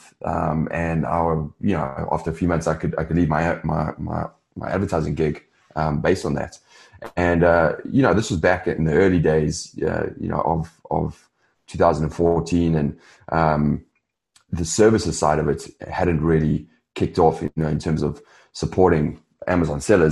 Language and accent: English; South Africa; moved away as an adult; also born or lived in London / Los Angeles; I'm originally from South Africa. I grew up there